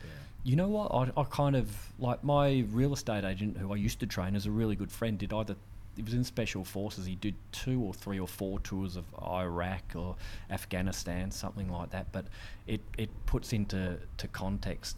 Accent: Australia; being an Australian back then.

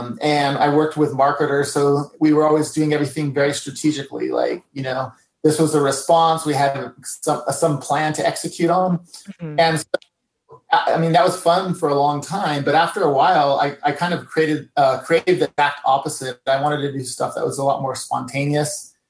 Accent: California, United States; I grew up in part of my life in California, so I was inspired from the Mexican culture.

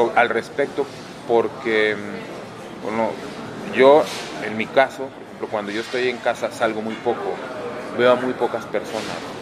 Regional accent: northern Mexico, Mexico; al lugar de donde provengo

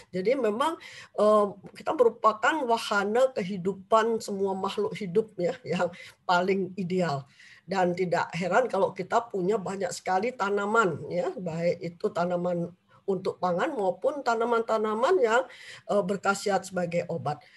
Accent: Semarang, Central Java, Indonesia; born there; Saya memang lahir di Jawa Tengah di Semarang, cuman memang dari kecil tidak pernah akrab dengan jamu ya.

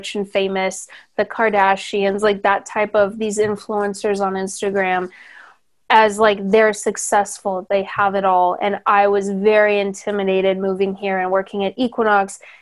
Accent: near San Diego, Southern California, United States; now in Los Angeles, United States; I grew up in Southern California, but near San Diego

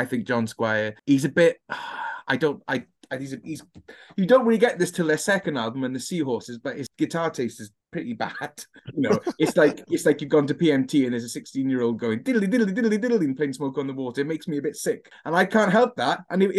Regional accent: Swansea, Wales, United Kingdom; Growing up in Swansea in the 90s

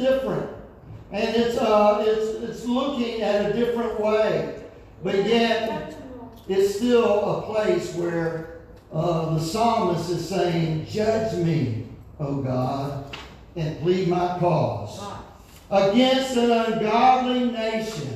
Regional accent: United States; Country I grew up in America

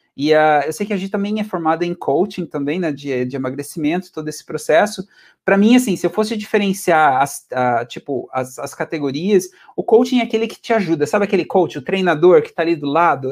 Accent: Venceslau, interior of Paraná, Brazil; moved away as an adult; also born or lived in Curitiba / England; nasci no interiorzão, tipo, do Brasil e no Paraná. É uma cidadezinha que é um, que é um ovo, assim, acho que, acho que é reduziu de tamanho, acho que nos últimos anos, veio de crescer, é, chamada Venceslau, assim, tenho muito carinho, é uma cidade onde eu nasci. Mudei para Curitiba quando eu tinha 12 anos

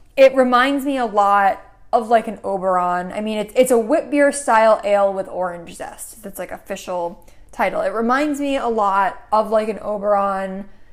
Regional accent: Connecticut, United States; moved away; I grew up in Connecticut

